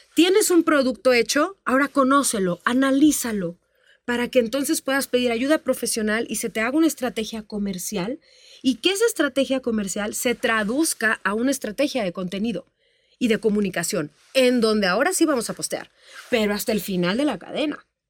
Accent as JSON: {"language": "Spanish", "region": "Tamaulipas", "country": "Mexico", "tie": "born or raised there", "moved": "as an adult", "said": "yo empecé desde muy niñita, muy chiquita, este, en el norte del país. Yo soy de Tamaulipas. Yo allá cantaba y actuaba"}